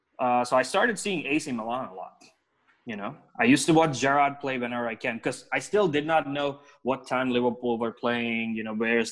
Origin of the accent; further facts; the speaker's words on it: Hyderabad, Telangana, India; I'm from Hyderabad, India, the southern part of India.